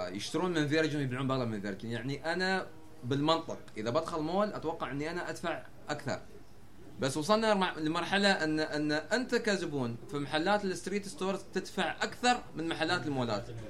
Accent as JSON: {"language": "Arabic", "country": "United Arab Emirates"}